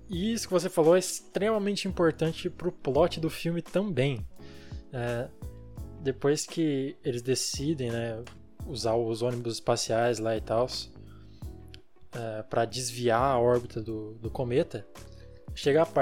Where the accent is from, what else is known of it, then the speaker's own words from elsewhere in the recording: Brazil; como brasileiros